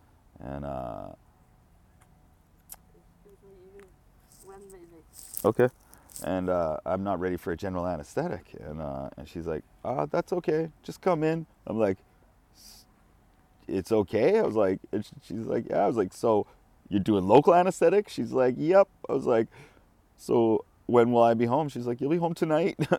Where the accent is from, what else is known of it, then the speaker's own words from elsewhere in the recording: Kamloops, British Columbia, Canada; moved away as an adult; now in Japan; my parents drove me back to Kamloops, my hometown